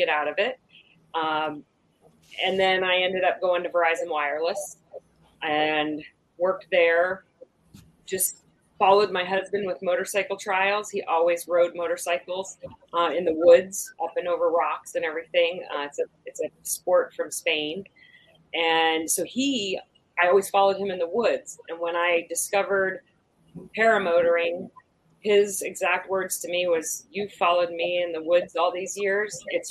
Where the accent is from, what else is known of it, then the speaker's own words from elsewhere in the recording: Wasilla, Alaska, United States; I grew up in Alaska. I grew up in Wasilla, Alaska.